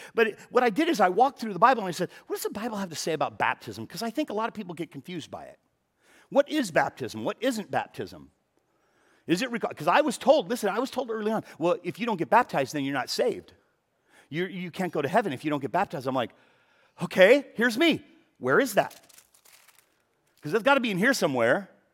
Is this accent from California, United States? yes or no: yes; Los Angeles, California, United States; I have never lived more than twenty-five miles from where I was born. So I was born in the San Fernando Valley